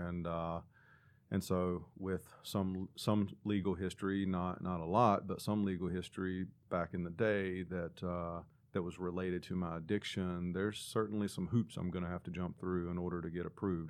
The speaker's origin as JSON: {"language": "English", "town": "Claremont", "region": "North Carolina", "country": "United States", "tie": "born or raised there", "also_born_or_lived": "Hickory, North Carolina", "said": "Claremont is the little bitty town in Catawba County that I, I grew up"}